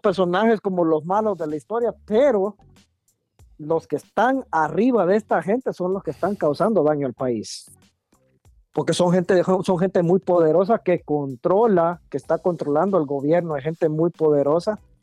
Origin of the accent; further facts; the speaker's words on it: Guatemala; como guatemalteco